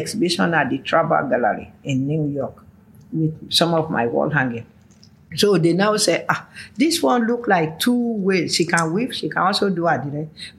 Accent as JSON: {"language": "English", "town": "Oshogbo", "region": "Osun", "country": "Nigeria", "said": "So we are now from Oshogbo alone."}